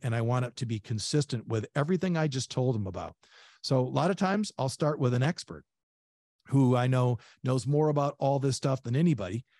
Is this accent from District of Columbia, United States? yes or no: no; Saginaw, Michigan, United States; also born or lived in Three Rivers, Michigan / Centerville, Michigan / Van Wert, Ohio; my hometown of Saginaw